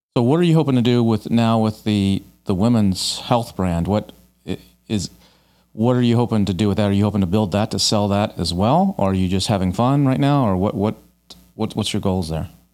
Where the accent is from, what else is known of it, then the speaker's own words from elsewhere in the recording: Dallas, Texas, United States; moved away as an adult; now in Austin, United States; I grew up in Dallas